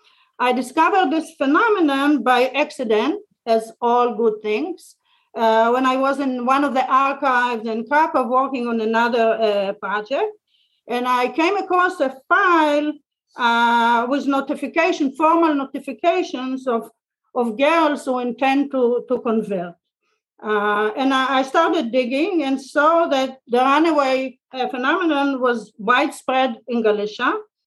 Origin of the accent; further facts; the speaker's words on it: Bnei Brak, Tel Aviv District, Israel; moved away; I grew up in Bnei Barak. I went to Bais Yaakov from primary through high school and seminary. Bais Yaakov in Tel Aviv, that's the Sharansky Seminary